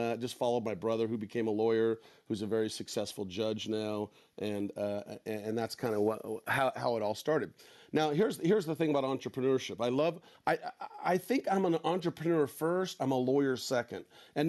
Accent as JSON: {"language": "English", "region": "Northern California", "country": "United States", "tie": "born or raised there", "said": "I grew up in Northern California on a small ranch."}